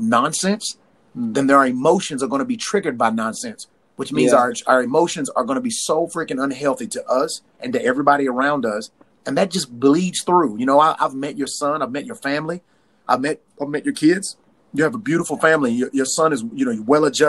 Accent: Tennessee, United States; I'm from Tennessee

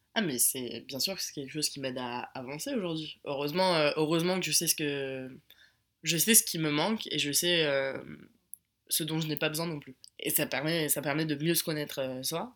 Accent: Paris, Île-de-France, France; moved away as an adult; also born or lived in Chambéry; on vient de Paris

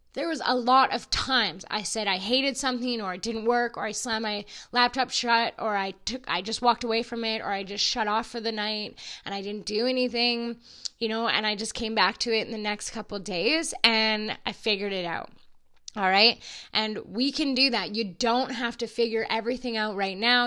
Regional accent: Alberta, Canada; I'm from Alberta and I'm an oil field girl

